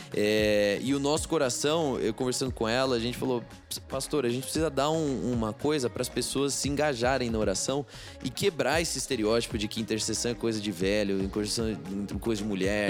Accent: Brazil; minha frustração como brasileiro

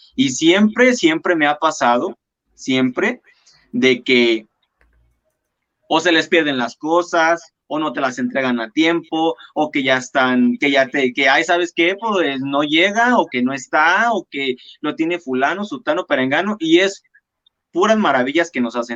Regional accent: La Piedad, Michoacán, Mexico; soy diseñador michoacano y orgullosamente piedadense

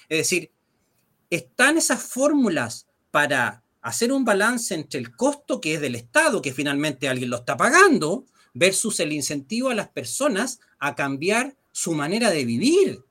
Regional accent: Chile; nosotros como chilenos

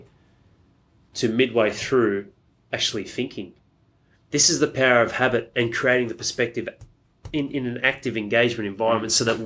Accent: Australia; I'm Australian

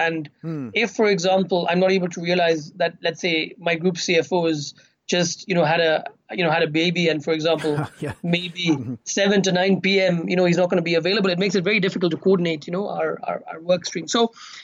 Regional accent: Kenya; I've grown up in Kenya

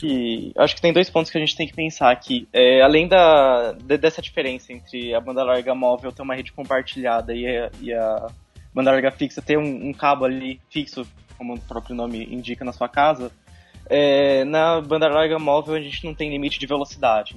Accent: Bauru, São Paulo, Brazil; eu sou de Bauru, mas estou aqui em Tupã

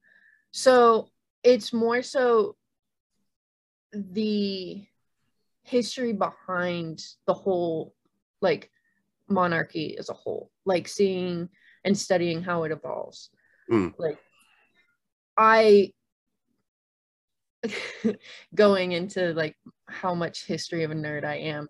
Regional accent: United States; being an American

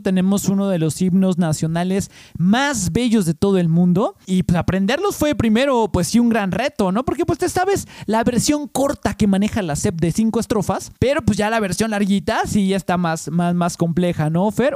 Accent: Mexico City, Mexico; ya eché raíces aquí en México. Eh, digo, en la Ciudad de México

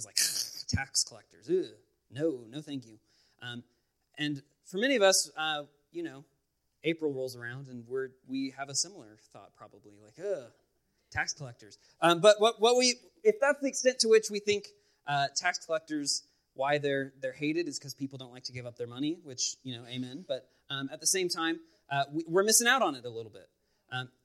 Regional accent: Los Angeles, California, United States; moved away; I'm originally from the Los Angeles area

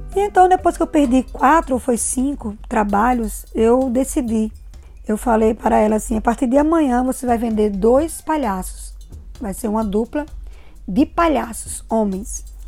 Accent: Natal, Rio Grande do Norte, Brazil; also born or lived in Angicos; nasci em Angicos e me criei em Natal, no Rio Grande do Norte

